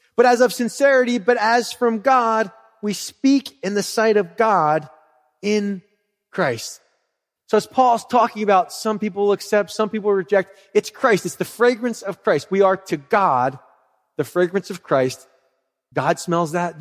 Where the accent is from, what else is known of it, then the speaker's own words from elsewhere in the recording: Philadelphia, Pennsylvania, United States; I'm from Philly